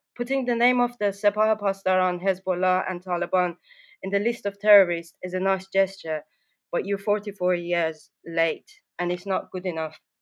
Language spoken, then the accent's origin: English; Tehran, Tehran Province, Iran; I grew up in Tehran